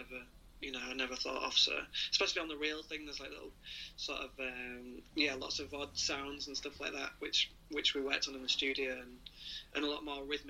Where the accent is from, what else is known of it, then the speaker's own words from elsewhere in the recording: Hull, Yorkshire and the Humber, United Kingdom; in 10 years I've never even ventured down south, being from Hull